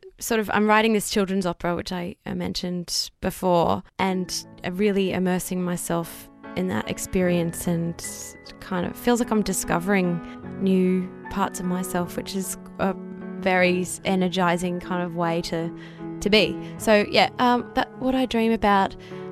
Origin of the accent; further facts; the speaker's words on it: Brisbane, Queensland, Australia; growing up in Brisbane